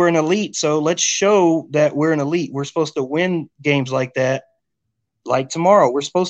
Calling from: Rawls, Texas, United States; I'm in Rawls, Texas, my friend.

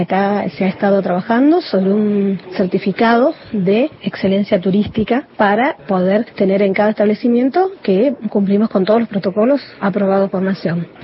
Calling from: Las Grutas, Río Negro, Argentina; de las Grutas Río Negro, propietaria del Hotel Torrevallo de Riviera.

